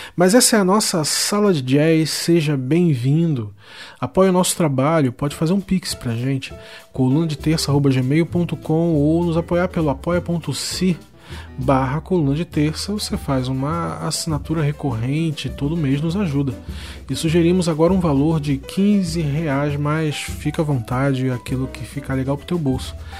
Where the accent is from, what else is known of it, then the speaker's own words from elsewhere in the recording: Rio de Janeiro, Brazil; Eu nasci em Madureira, em frente ao Mercadão ali de Madureira.